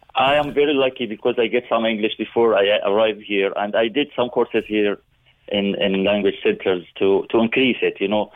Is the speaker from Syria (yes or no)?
yes; Syria; English is a second language; moved away as an adult; now in Cork, Ireland; originally we are from Syria